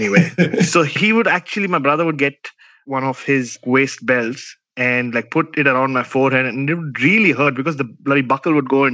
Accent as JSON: {"language": "English", "town": "Mumbai", "region": "Maharashtra", "country": "India", "tie": "born or raised there", "moved": "yes", "lives_now": "Australia", "said": "a young Indian, like growing up in Bombay"}